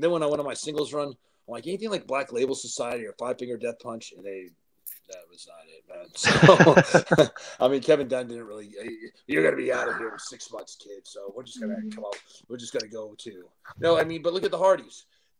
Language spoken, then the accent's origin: English; Canada; I'm from Canada, and man, I got concussed in that match.